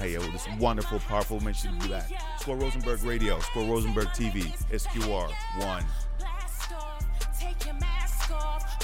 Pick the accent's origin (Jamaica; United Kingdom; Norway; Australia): Jamaica; now in United States; I'm straight from Jamaica, so I wasn't born here